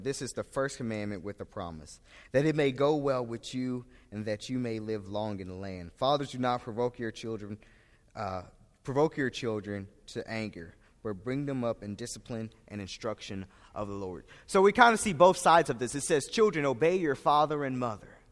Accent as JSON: {"language": "English", "town": "St. Louis", "region": "Missouri", "country": "United States", "said": "I am from St. Louis, Missouri"}